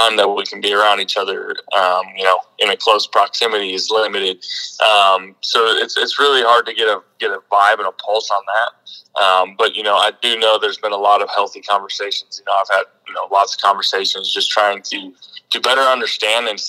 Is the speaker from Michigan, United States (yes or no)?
no; North Dakota, United States; moved away as an adult; I grew up in North Dakota